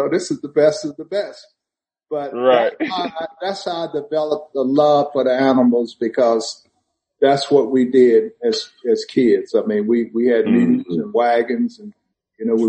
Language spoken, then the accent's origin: English; Vidalia, Georgia, United States; I grew up on a farm in Vidalia, Georgia, and we still have that farm today.